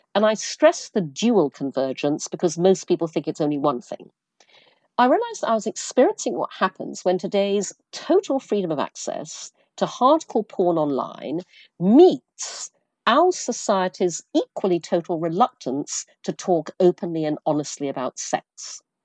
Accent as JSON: {"language": "English", "country": "Brunei", "tie": "born or raised there", "moved": "yes", "lives_now": "New York, United States", "said": "I grew up in Asia, I grew up in Brunei."}